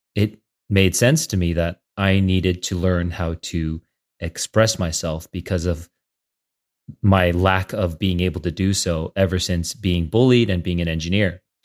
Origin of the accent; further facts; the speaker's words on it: San Jose, California, United States; also born or lived in Saratoga, California; now in San Francisco, United States; I grew up in the Bay Area, in San Jose and Saratoga